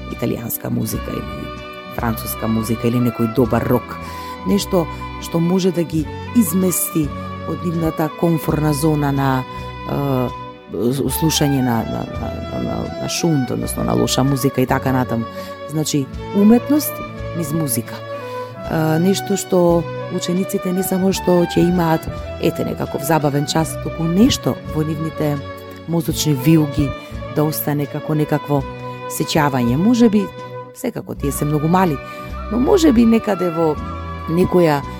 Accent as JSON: {"language": "Macedonian", "town": "Tetovo", "region": "Polog", "country": "North Macedonia", "tie": "born or raised there", "said": "заради тоа што сум родена во Тетово, многу сакам да ги слушам и старите тетовски песни, староградски."}